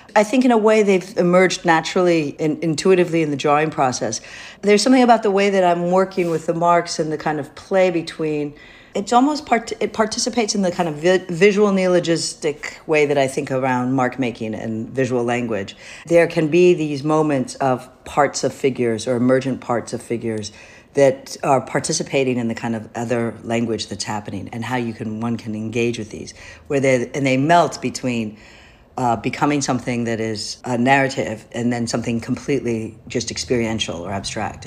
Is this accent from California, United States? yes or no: no; Michigan, United States; now in New York, United States; I was raised in Michigan, which is where my father started to work, and my mother started to teach.